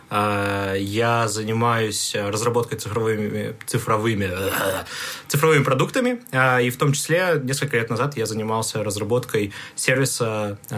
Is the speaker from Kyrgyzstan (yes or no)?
yes; Bishkek, Kyrgyzstan; Ну, наверное, для контекста нужно сказать, что я а, приехал из другого города, я приехал из Бишкека. Вот, Бишкек – столица мира, как мы сейчас